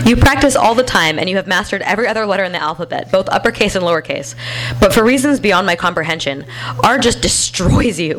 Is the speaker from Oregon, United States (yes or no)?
yes; Bend, Oregon, United States; in my hometown of Bend